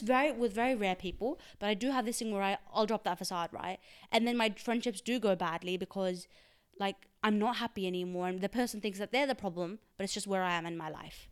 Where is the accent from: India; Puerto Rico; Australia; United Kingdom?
Australia; first language Urdu; English is a second language; also born or lived in Pakistan; I was born in Pakistan, and then I moved to Australia when I, I was eight, and I've been here since then